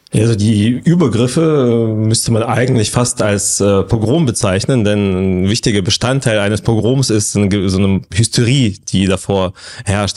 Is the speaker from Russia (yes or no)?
yes; Russia; moved away; ich bin ja auch selber Russe